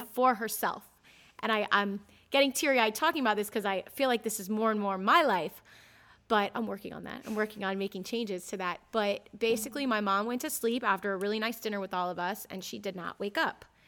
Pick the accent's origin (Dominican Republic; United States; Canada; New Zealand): United States; Ocala, Florida; all my sisters and I growing up in Ocala